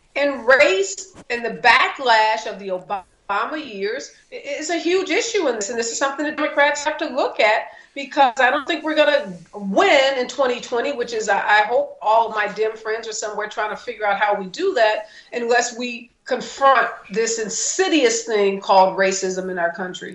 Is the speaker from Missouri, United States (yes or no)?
yes; St. Louis, Missouri, United States; now in California, United States; I'm from St. Louis, Dr. Drew, so I have lots of friends and relatives in the Midwest